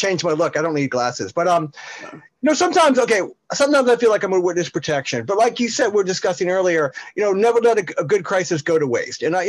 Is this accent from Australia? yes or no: no; New Jersey, United States; accent: North Jersey; we don't even have a Jersey accent. We don't have a South Jersey accent. We have the North Jersey accent.